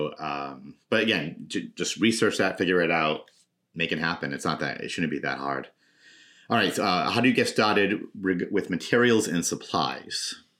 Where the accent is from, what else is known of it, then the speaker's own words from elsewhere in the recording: Woonsocket, Rhode Island, United States; I was on my school committee in my hometown in Woonsocket for about 6 years.